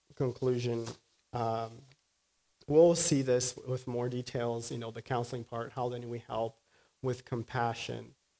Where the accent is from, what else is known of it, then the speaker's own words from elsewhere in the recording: Brazil; moved away; afternoons in Brazil are hot. My hometown is very hot